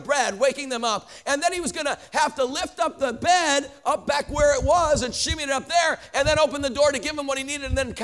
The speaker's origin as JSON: {"language": "English", "town": "Chicago", "region": "Illinois", "country": "United States", "moved": "yes", "lives_now": "Denver, United States", "said": "I live in Denver. I'm a Bears fan because I'm from Chicago originally"}